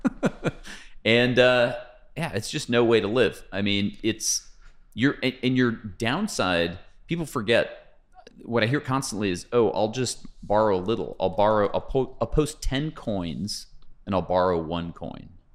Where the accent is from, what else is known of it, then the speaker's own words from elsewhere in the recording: Pasadena, California, United States; I grew up in Pasadena, okay, which is fifteen miles from here